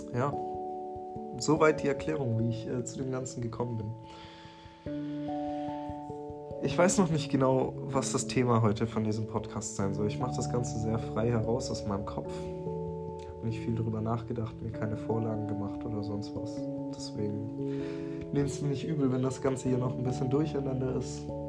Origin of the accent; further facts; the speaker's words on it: near Stuttgart, Baden-Württemberg, Germany; ich komme aus der Nähe von Stuttgart